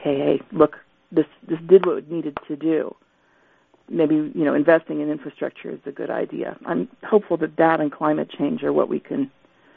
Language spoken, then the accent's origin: English; Johnstown, Pennsylvania, United States; I was born in Johnstown.